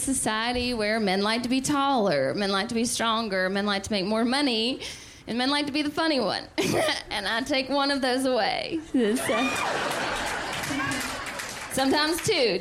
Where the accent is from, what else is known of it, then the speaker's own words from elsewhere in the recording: the South, United States; I'm from the South